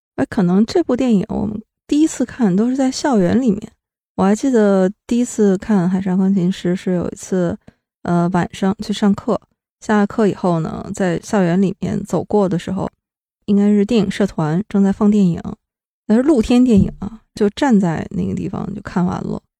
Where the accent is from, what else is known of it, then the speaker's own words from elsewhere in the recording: Shenyang, Liaoning, China; moved away; 真真正正的就是沈阳老乡